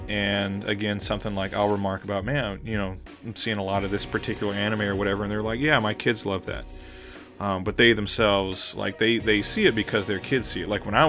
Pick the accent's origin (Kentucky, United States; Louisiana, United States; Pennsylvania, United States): Louisiana, United States; Southern; moved away as an adult; now in Japan; Again, like I grew up in like the deep South. I'm from Southern Louisiana, very socially conservative part of the country, very religiously conservative part of the country.